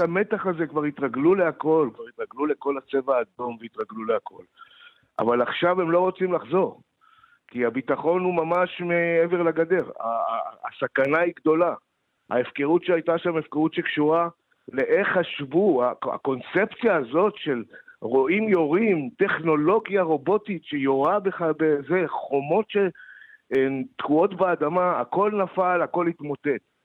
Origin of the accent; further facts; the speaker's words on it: Moshav Yesha, western Negev, Southern District, Israel; moved away; אני גדלתי שם